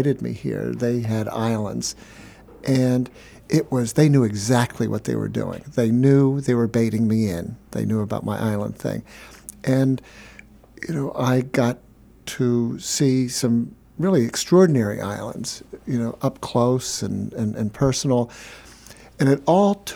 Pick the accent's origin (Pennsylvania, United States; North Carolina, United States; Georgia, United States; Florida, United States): Pennsylvania, United States; Chadds Ford; I grew up in Chatsworth, Pennsylvania, on the Brandywine River.